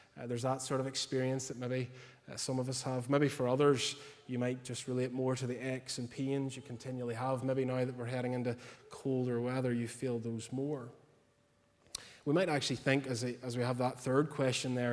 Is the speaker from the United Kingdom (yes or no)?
yes; Portstewart, Northern Ireland, United Kingdom; I'm originally from Port Stewart